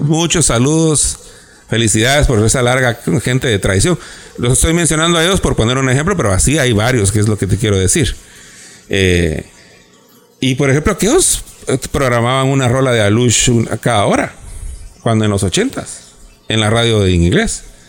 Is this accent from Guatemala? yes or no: yes; Guatemala; los dos somos guatemaltecos